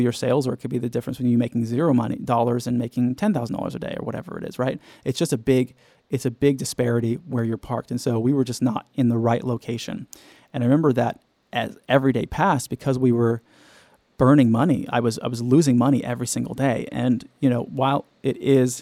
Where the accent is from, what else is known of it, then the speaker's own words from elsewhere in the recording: Southern California, United States; I'm from Southern California